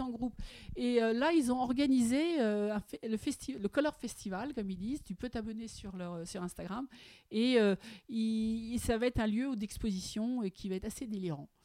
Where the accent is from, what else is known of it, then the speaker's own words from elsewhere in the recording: Paris, Île-de-France, France; J'ai vécu l'Art Nouveau au quotidien avec cet immeuble qui est l'hôtel La Virotte, qui se trouve, que tout le monde connaît, avenue Rapp, au 29. C'est là où je suis née, c'est là où j'ai grandi